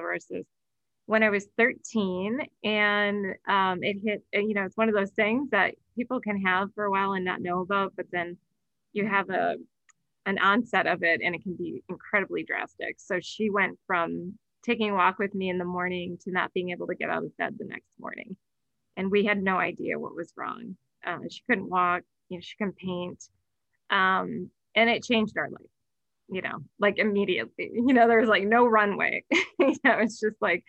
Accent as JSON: {"language": "English", "town": "Sheboygan", "region": "Wisconsin", "country": "United States", "tie": "born or raised there", "moved": "yes", "lives_now": "Boulder, United States", "said": "I was born in Sheboygan, Wisconsin, right along Lake Michigan. So my early days were really spent, along Lake Michigan"}